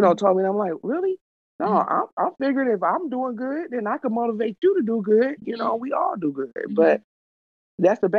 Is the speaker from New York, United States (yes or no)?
no; Detroit, Michigan, United States; I'm from Detroit.